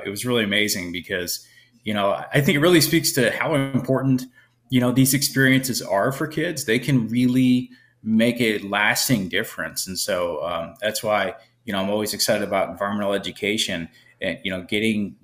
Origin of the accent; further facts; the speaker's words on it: Cape Coral, Florida, United States; also born or lived in Fort Myers, Florida; I was actually born in Fort Myers and spent most of my childhood in Cape Coral